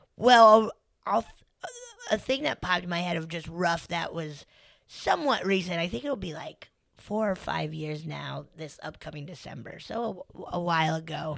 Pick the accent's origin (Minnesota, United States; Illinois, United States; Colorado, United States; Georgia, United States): Colorado, United States; I'm from Colorado.